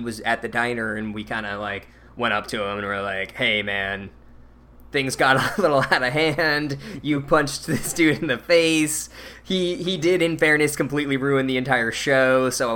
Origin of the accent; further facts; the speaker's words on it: Phoenix, Arizona, United States; we're from Phoenix